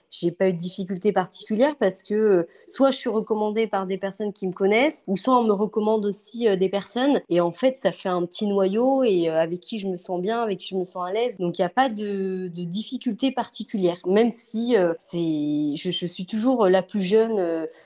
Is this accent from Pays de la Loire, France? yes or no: yes; Angers, Pays de la Loire, France; born there; also born or lived in Paris / Bordeaux; Et c'est vrai que moi, je viens du nord parce que je suis née à Angers. J'ai vécu à Paris, j'ai vécu à Bordeaux.